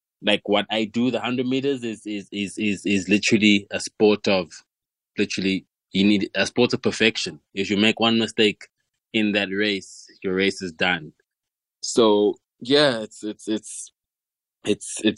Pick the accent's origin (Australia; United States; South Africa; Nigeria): South Africa; Tembisa, Gauteng; I grew up in Tama. It's Tama and Tembisa, and that's where, you know, life for me started